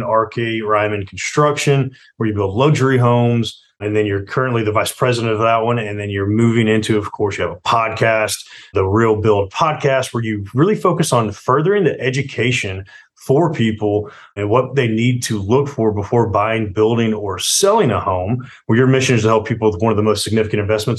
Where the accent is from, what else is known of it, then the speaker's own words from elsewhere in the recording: Atlanta, Georgia, United States; I'm Atlanta, born and raised in Atlanta